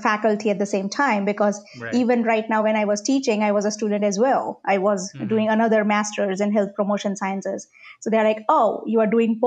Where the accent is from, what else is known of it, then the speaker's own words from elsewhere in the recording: India; English is a second language; moved away as an adult; now in Oklahoma, United States; I was brought up in India with British English, proper grammar